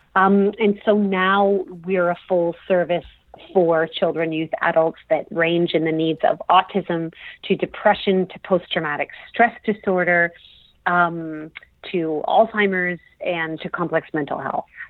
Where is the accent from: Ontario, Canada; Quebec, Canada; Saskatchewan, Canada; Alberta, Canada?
Ontario, Canada; Toronto; I was born and raised in Toronto, Ontario, Canada.